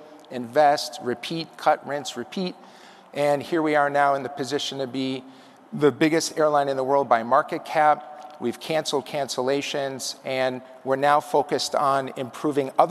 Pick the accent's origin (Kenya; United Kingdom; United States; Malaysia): United States; Chicago, Illinois; moved away; Chicago is my hometown. I grew up right near the airport